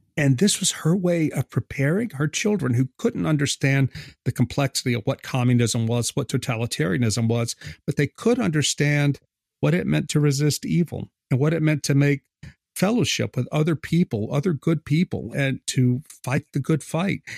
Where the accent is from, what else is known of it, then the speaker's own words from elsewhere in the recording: South Louisiana, United States; I'm from South Louisiana. I live here now.